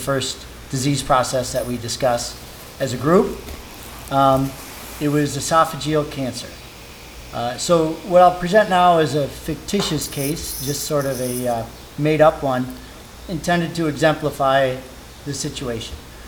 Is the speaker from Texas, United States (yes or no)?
no; Oak Park, Illinois, United States; I grew up in Oak Park